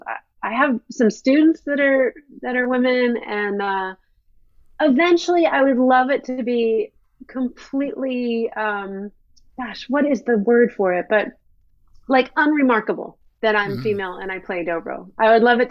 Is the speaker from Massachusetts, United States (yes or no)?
no; New York, United States; me growing up near New York City